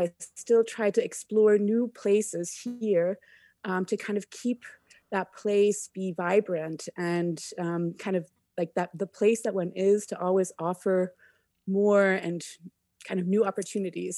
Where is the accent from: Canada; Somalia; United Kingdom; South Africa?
Canada; moved away as an adult; also born or lived in India / Egypt / Cambodia / Germany; I never really quite felt a hundred percent at home in Canada growing up.